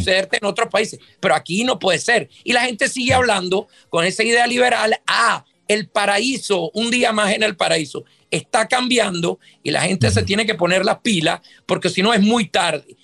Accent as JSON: {"language": "Spanish", "country": "Venezuela", "tie": "born or raised there", "moved": "yes", "lives_now": "Miami, United States", "said": "yo soy de origen venezolano, yo soy nacido en Venezuela."}